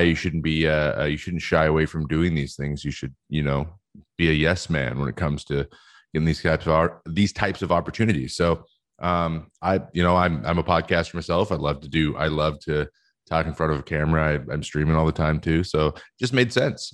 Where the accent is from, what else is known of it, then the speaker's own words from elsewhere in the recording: West Coast, United States; I'm from the West Coast